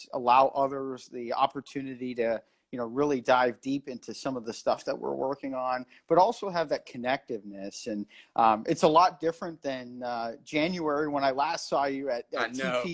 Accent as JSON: {"language": "English", "town": "Erie", "region": "Pennsylvania", "country": "United States", "tie": "born or raised there", "moved": "as an adult", "lives_now": "Washington, D.C., United States", "said": "I've been in my hometown of Erie, Pennsylvania for the past few weeks"}